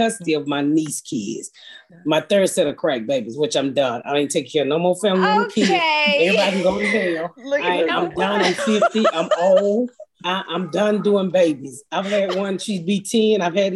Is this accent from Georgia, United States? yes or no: yes; Atlanta, Georgia, United States; I grew up in, I'm from Atlanta, so I grew up here in the inner city of Atlanta